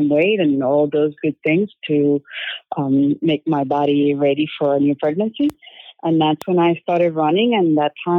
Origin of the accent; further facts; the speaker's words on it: Venezuela; English is a second language; moved away as an adult; also born or lived in Greensboro, North Carolina / Philadelphia; now in San Diego, United States; I'm originally from Venezuela